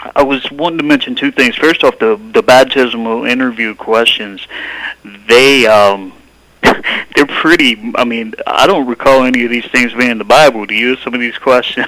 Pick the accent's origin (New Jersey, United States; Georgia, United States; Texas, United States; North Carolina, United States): North Carolina, United States; now in Ogden, United States; I'm from North Carolina